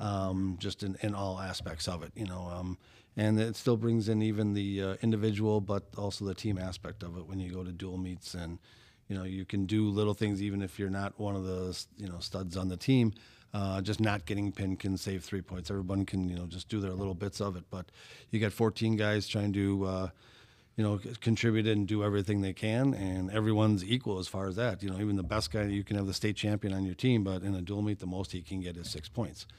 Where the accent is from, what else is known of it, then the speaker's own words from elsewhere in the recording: Brown Deer, Wisconsin, United States; growing up in Brown Deer